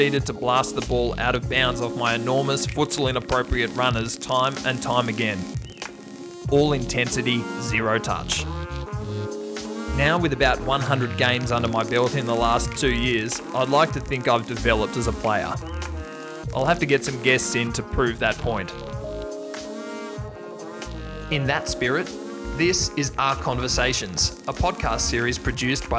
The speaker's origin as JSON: {"language": "English", "town": "Melbourne", "region": "Victoria", "country": "Australia", "tie": "born or raised there", "said": "I'm a Carlton tragic, but not just the footy club, the place, it's my hometown"}